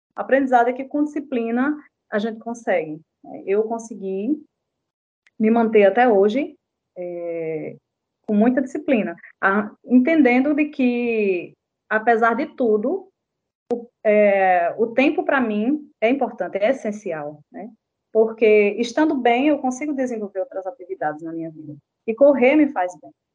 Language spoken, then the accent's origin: Portuguese; João Pessoa, Paraíba, Brazil; also born or lived in Patos; nasci em Patos, né? Sou sertaneja, mas moro aqui em João Pessoa desde os 10 anos de idade